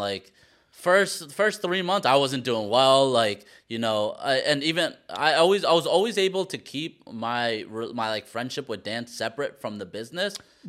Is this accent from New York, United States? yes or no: yes; Queens, New York, United States; born there; I was born in Queens, so it feels like coming back home to me.